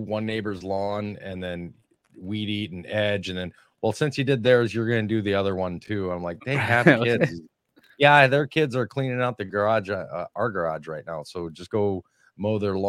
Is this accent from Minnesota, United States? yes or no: yes; Minnesota, United States; And it's because I'm from Minnesota.